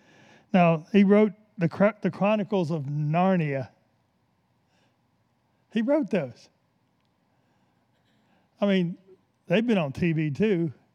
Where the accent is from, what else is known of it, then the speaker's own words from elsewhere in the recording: the South, United States; I came from the South, and the biggest church in the South is always the Baptist.